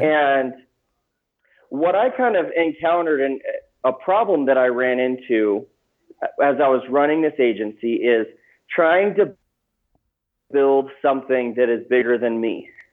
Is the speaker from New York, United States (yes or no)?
no; Gilbert, Arizona, United States; I grew up in Phoenix, Arizona, um, in a place called Gilbert